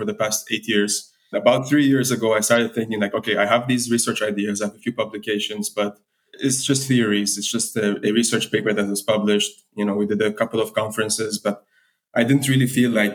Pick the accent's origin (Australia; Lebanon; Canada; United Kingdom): Lebanon; moved away; also born or lived in United Arab Emirates; I'm from Lebanon. I grew up in the Middle East. I moved to the UAE at a younger age